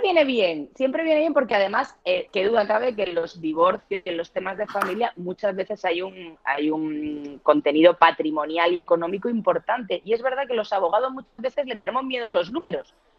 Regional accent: Murcia, Region of Murcia, Spain; accent: sureño; moved away as an adult; now in Madrid, Spain; soy de Murcia, aunque llevo 20 años viviendo en Madrid, que es casi la mitad de mi vida, con lo cual soy tan madrileña como murciana ya, aunque me sigue quedando el acento sureño

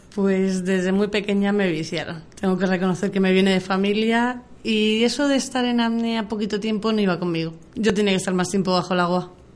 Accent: Madrid, Community of Madrid, Spain; soy madrileña y estaba aquí en Madrid

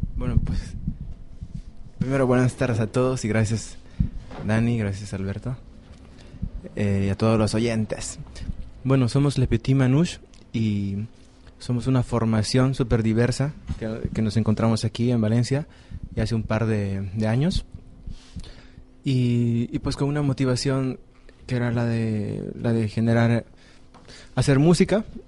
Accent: Bolivia; moved away; como yo vengo de Bolivia, entonces hacemos música de Bolivia

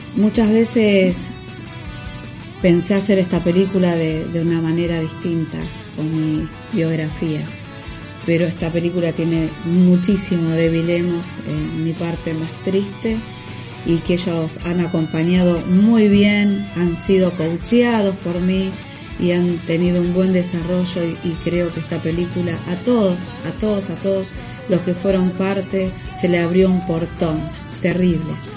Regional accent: Buenos Aires, Argentina; Acá somos chetos los porteños.

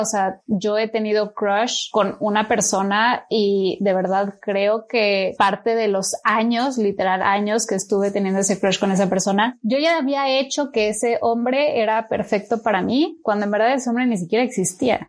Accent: Mexico; moved away; also born or lived in Chile; soy mexicana

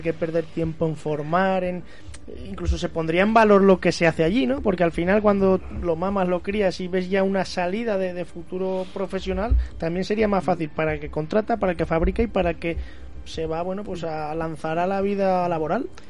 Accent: Pedrola, Aragon, Spain; soy de Pedrola

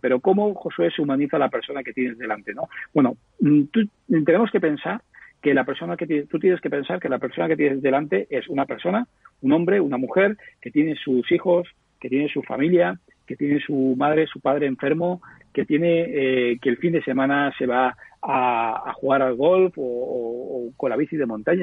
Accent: Petrer, Valencian Community, Spain; una empresa muy pequeñita de un pueblo de Alicante, eh, que es mi pueblo, en Petrel

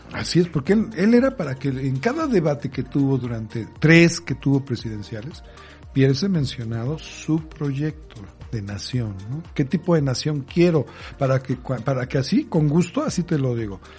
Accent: Mexico; como buen mexicano

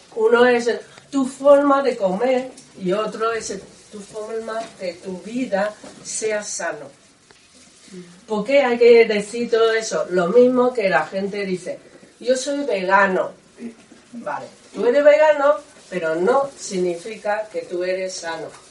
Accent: Taiwan; Spanish is a second language; moved away as an adult; now in Spain; yo soy de Taiwán

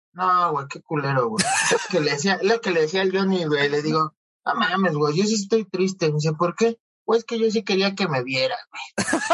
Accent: Coacalco, State of Mexico, Mexico; soy un pobre de Cuacalco

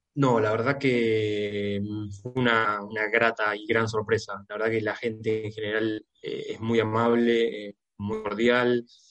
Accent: Argentina; Yo, como argentino

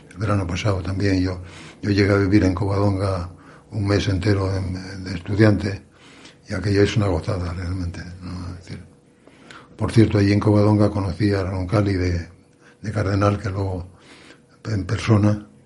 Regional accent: Asturias, Spain; realmente decir soy asturiano te abre puertas

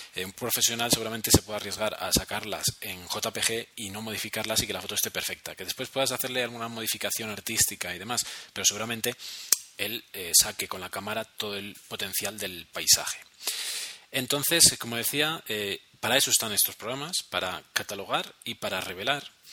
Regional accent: Spain; now in Bogotá, Colombia; llegamos los españoles aquí a, América

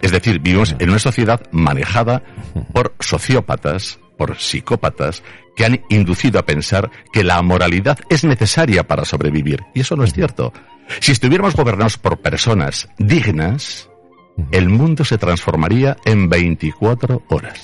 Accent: Zaragoza, Aragon, Spain; creo que fuimos dos personas de Zaragoza

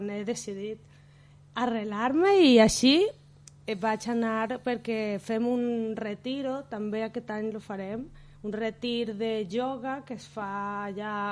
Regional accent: Caracas, Capital District, Venezuela; moved away as an adult; now in Barcelona, Spain; Jo vaig venir directament des de Venezuela a Barcelona, a viure a Barcelona.

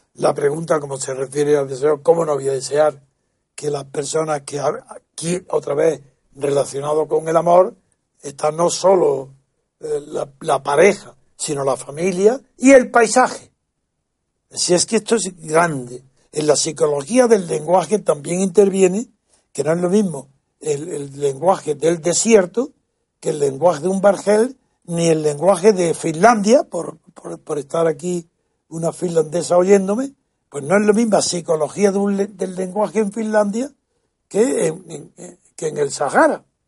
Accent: Andalusia, Spain; Yo soy andaluz

